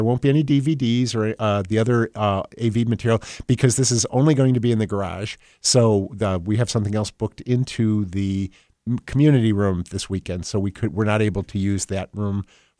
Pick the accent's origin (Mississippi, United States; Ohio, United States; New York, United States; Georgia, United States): New York, United States; near Oneida; now in Delaware County, United States; I grew up not far from Oneida, New York